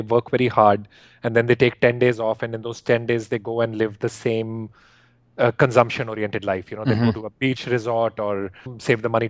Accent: India; moved away; when I grew up in India

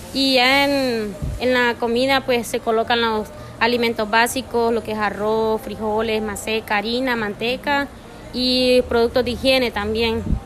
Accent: El Progreso, Yoro, Honduras; soy del Progreso Lloro

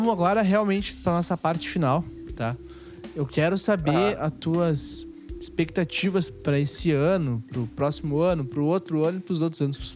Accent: Brazil; a gente é brasileiro

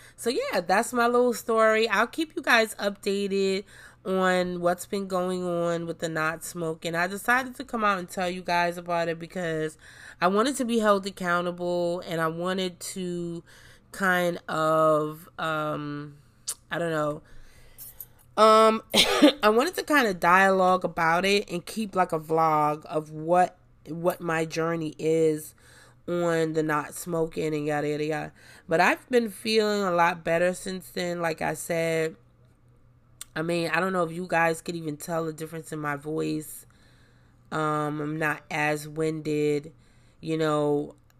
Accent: New York City, New York, United States; I grew up in New York City

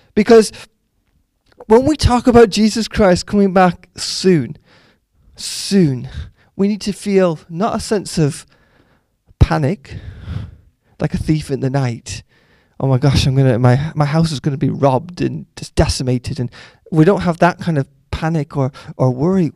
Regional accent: Canada; moved away; growing up in Canada when I grew up in the 80s

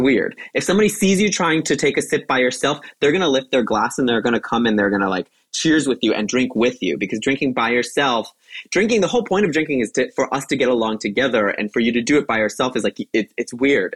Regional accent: United States; as an American

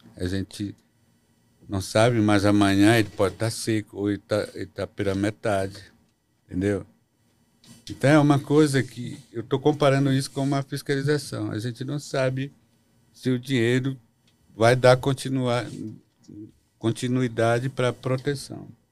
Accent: Mekrãgnoti Indigenous Territory, Pará, Brazil; Lá na nossa região, lá na terra indígena, Meclonoti, não tem garimpo

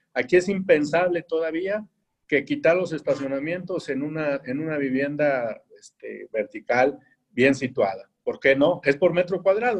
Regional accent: Querétaro, Mexico; somos una ciudad de 2 millones, no somos Monterrey, Puebla, Ciudad de México

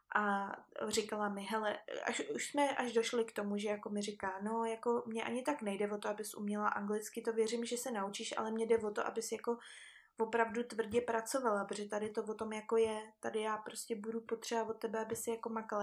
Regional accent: Czechia; also born or lived in Vancouver, Canada; u nás v Čechách

